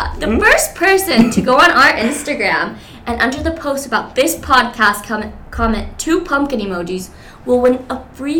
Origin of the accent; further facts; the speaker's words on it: Miami, Florida, United States; also born or lived in Cuba; I'm also from Miami, Kendall, if you're out there. And I was born in Cuba, came here when I was five.